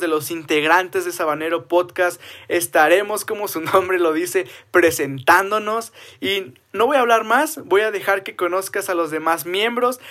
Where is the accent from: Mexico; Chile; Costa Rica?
Mexico; Cuauhtémoc, Chihuahua; soy de la ciudad de Cuauhtémoc, Chihuahua, México